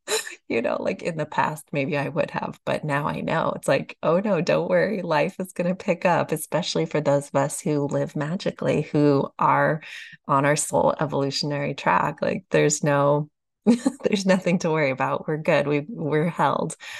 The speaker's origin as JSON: {"language": "English", "town": "Austin", "region": "Texas", "country": "United States", "tie": "born or raised there", "said": "Austin, Texas, my hometown"}